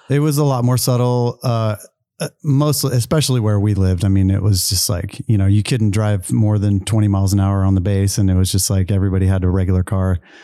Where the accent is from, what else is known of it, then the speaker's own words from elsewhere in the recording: Travis Air Force Base, Northern California, United States; also born or lived in Charleston, South Carolina; I grew up, basically grew up in California